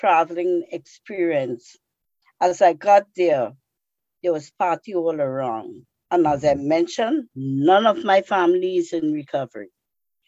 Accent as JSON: {"language": "English", "country": "Trinidad & Tobago", "tie": "born or raised there", "moved": "as an adult", "lives_now": "United States", "said": "I came from Trinidad. Trinidad in the West Indies, where I was born, is the land of steel band music and calypso"}